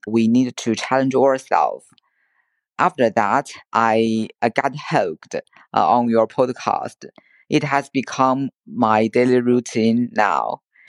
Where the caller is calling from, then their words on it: China; English is a second language; Hello, Michael. … from China. I have been listening to your podcast for 3 months.